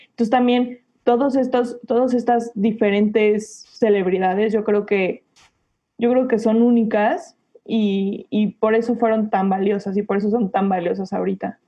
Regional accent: Mexico; todos los mexicanos hemos visto

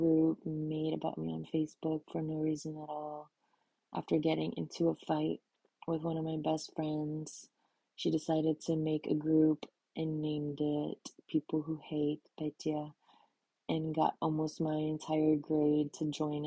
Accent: Illinois, United States; moved away as an adult; also born or lived in Texas; Growing up in America with a super weird name as a girl, an immigrant family

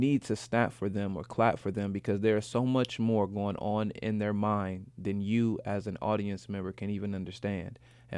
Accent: Grand Rapids, Michigan, United States; I'm originally from Grand Rapids, Michigan, and I've featured in my hometown like 3 times.

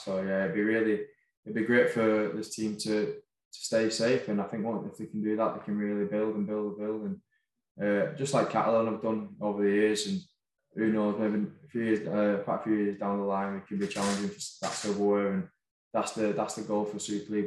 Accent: Wigan, North West England, United Kingdom; moved away as an adult; now in France; I'm from Wigan. I've grown up watching Wigan.

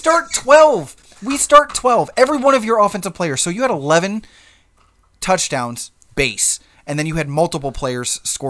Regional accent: Toledo, Ohio, United States; I'm from Toledo.

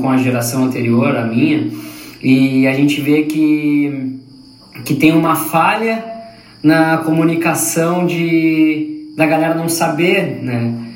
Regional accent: Pelotas, Rio Grande do Sul, Brazil; eu sou de Pelotas

